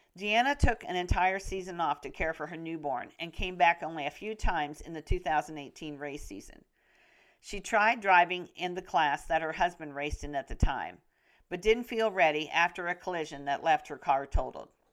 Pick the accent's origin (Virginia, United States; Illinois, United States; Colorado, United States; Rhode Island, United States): Illinois, United States; West Central; a little girl growing up in West Central Illinois